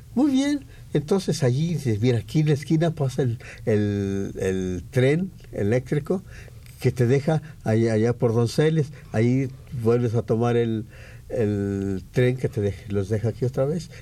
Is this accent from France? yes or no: no; San Gabriel, Jalisco, Mexico; moved away as an adult; now in Mexico City, Mexico; soy de San Gabriel, Jalisco, un pueblo que está allá en la sierra.